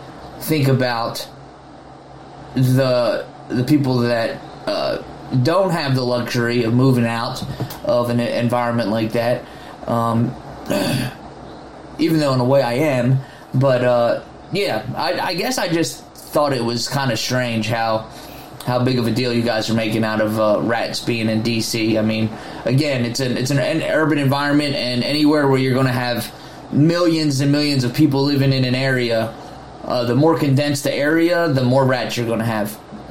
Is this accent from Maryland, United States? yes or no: yes; Baltimore, Maryland, United States; I'm originally from Baltimore, and I don't know.